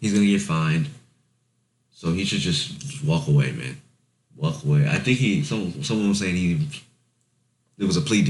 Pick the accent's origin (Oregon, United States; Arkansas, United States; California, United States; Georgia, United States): Arkansas, United States; Stuttgart; when I went back to my hometown, the hood, Stuttgart, Arkansas.